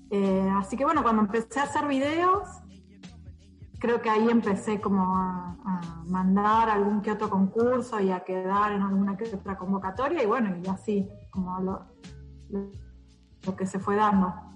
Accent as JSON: {"language": "Spanish", "town": "Buenos Aires", "country": "Argentina", "said": "yo soy de Buenos Aires"}